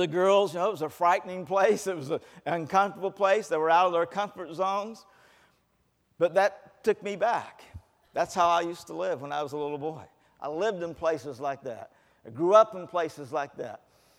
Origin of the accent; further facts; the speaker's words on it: the South, United States; born there; I was not raised going to church. Even though I was born in the South, no one took me to church.